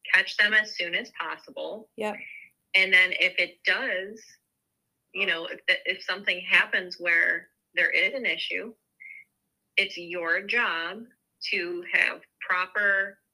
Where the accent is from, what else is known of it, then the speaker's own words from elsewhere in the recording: New York, United States; now in Ohio, United States; I'm from New York originally, and I live in Ohio now.